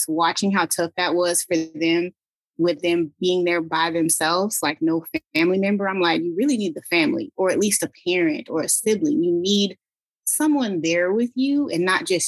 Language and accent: English; San Diego, California, United States; also born or lived in Ohio / Twentynine Palms, California; I'm originally from San Diego, California